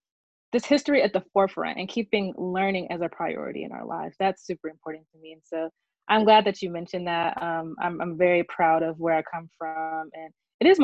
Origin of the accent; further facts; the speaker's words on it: Birmingham, Alabama, United States; I'm a lifelong daughter of Birmingham, Alabama.